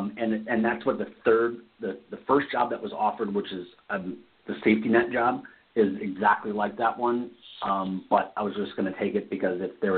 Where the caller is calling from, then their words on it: Las Vegas, Nevada, United States; I'm in Las Vegas.